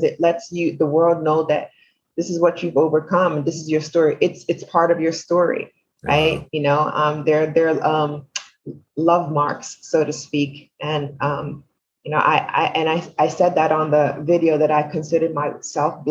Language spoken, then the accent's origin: English; New York City, New York, United States; I am from Brooklyn.